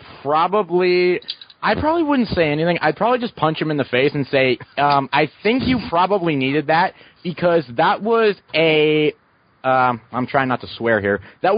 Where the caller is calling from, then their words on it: Ohio, United States; I'm calling from Ohio, and I'm kind of disappointed that JR is not here because he's probably about less than 100 miles away from me.